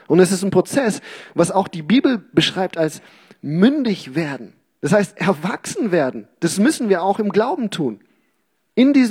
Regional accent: Uganda; Okay, wir hatten in unserem Garten in Uganda, wo ich aufgewachsen bin, wir hatten da viele Fruchtbäume, Obstbäume auch, ähm, Mangos, Avocados, Zitronen und was weiß ich.

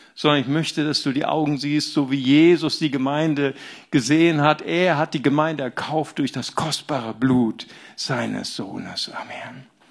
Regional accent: Bonn, North Rhine-Westphalia, Germany; Ich komme ja aus dem, aus Bonn.

